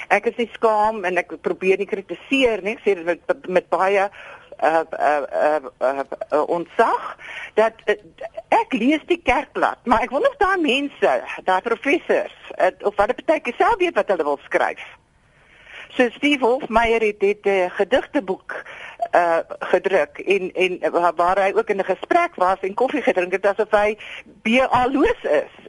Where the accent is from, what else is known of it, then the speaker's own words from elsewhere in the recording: South Africa; Maar ons as Afrikaners moet 'n bietjie nou 'n uh, eh, eh, bietjie regkom.